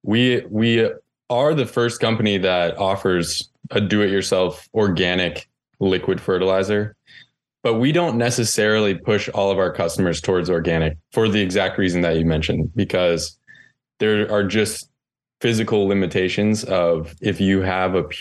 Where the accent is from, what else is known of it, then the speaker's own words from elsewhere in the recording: North Carolina, United States; I grew up in North Carolina and my grandfather there has a farm